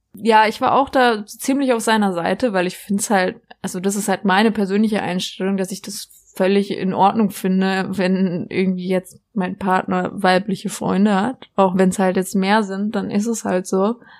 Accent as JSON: {"language": "German", "area": "near Freiburg", "region": "Baden-Württemberg", "country": "Germany", "said": "ich komme ja aus der Nähe, für die es nicht wissen, aus der Nähe von von Freiburg, da die Ecke, wo der Europapark ist"}